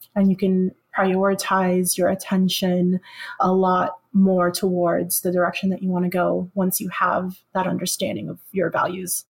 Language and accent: English; Philippines; moved away; the place that I was born.